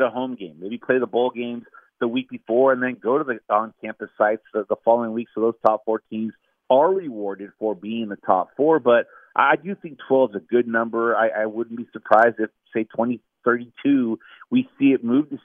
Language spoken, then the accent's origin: English; Southern California, United States; I grew up in Southern California, grew up going to the Rose Bowl game with my grandpa